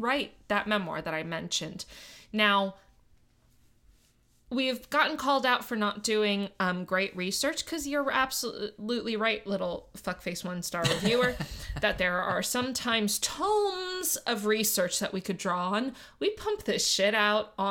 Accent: Miami, Florida, United States; I grew up in Miami

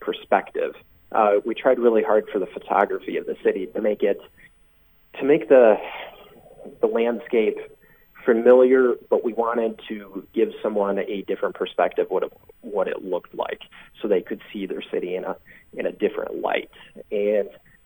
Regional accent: Panama, New York, United States; I'm from Panama, New York.

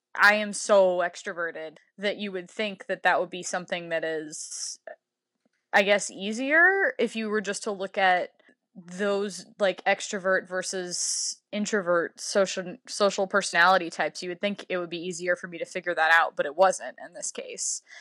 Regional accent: Louisiana, United States; my home state of Louisiana

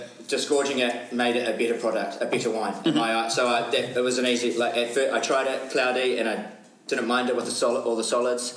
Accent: Wellington, New Zealand; born and bred in Wellington, best city in the world

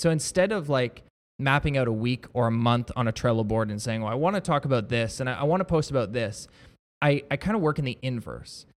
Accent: Niagara-on-the-Lake, Ontario, Canada; I was born and raised in Niagara on the Lake, but my wife and I bought a house in Niagara Falls

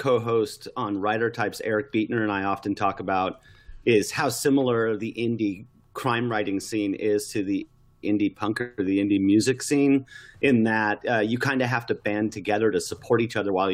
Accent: Southern California, United States; along the coast in Southern California where I grew up

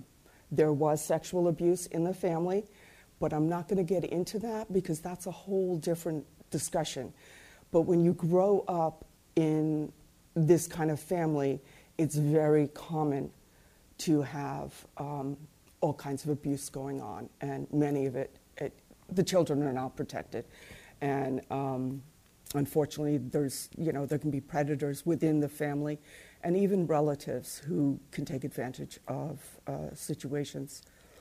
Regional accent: Mumbai, Maharashtra, India; born there; I was born in Bombay, India, to, you know, both by parents who were born and bred in Ireland.

